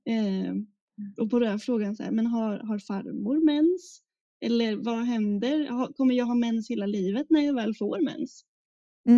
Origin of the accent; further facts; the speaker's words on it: Gotland, Sweden; där jag kommer ifrån också, på Gotland